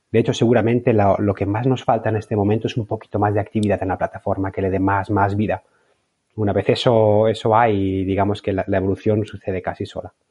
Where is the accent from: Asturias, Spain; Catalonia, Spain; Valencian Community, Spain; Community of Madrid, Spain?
Valencian Community, Spain; moved away as an adult; now in Bologna, Italy; Pues tengo 37 años, soy valenciano, pero vivo desde hace más o menos 10 años en Bolonia, en Italia.